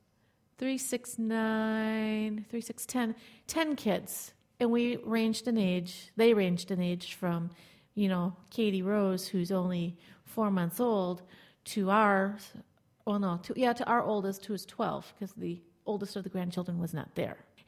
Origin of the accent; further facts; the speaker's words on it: De Pere, Wisconsin, United States; where I grew up in De Pere, at least the high school into college years